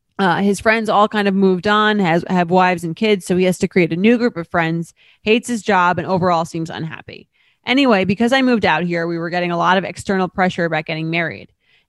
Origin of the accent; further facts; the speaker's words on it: Boston, Massachusetts, United States; However, I am from Boston where the timelines are much longer.